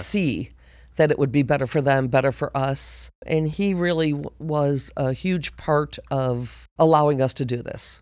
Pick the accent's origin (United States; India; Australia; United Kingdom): United States; Buffalo, New York; moved away as an adult; now in Georgia, United States; I was born and raised in Buffalo, New York.